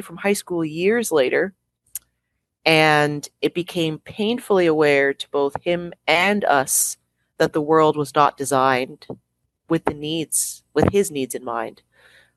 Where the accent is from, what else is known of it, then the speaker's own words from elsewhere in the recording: Toronto, Ontario, Canada; the walls of our apartment where we grew up in Toronto, Canada